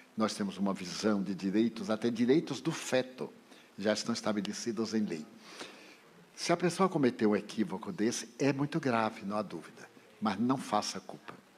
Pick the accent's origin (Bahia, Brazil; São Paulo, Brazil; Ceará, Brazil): Bahia, Brazil; Feira de Santana; now in Salvador, Brazil; porque eu sou do interior, sou de Feira de Santana